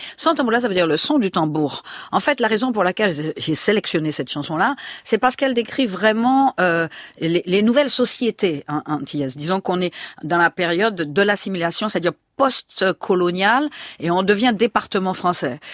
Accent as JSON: {"language": "French", "country": "Martinique"}